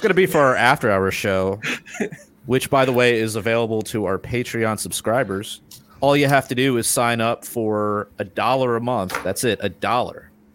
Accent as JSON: {"language": "English", "town": "Silver Spring", "region": "Maryland", "country": "United States", "said": "I'm originally from Silver Spring."}